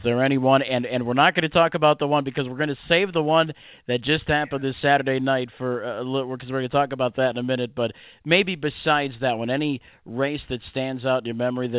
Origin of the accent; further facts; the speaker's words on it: New York, United States; But, you know, growing up in the New York area, of course, you know, Roosevelt Raceway, of course, the racetracks out in Philadelphia here with Liberty Bell.